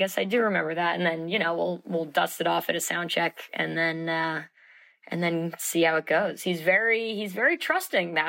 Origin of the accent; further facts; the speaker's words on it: New York City, New York, United States; I'm born and raised in Manhattan